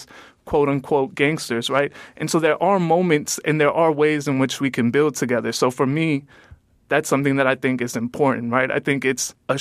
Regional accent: Calumet City, Illinois, United States; I come from Calumet City, which is a predominantly African-American city

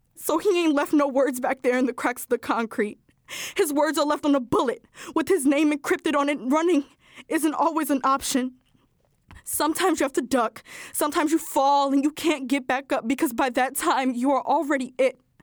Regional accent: Chicago, Illinois, United States; I am fifteen years old and I am from West Pullman.

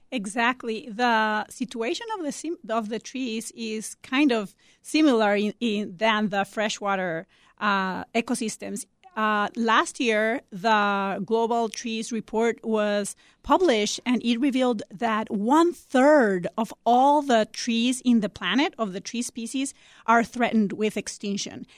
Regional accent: Costa Rica; now in Chicago, United States; I'm originally from Costa Rica

